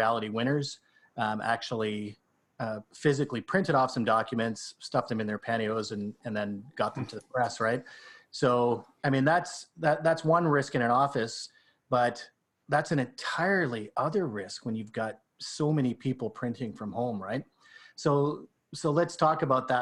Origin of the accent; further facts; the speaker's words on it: Canada; I'm Canadian